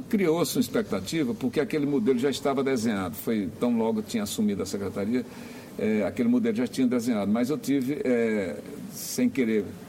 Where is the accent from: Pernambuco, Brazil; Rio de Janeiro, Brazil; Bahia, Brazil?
Pernambuco, Brazil; now in Brasília, Brazil; eu sou pernambucano de nascimento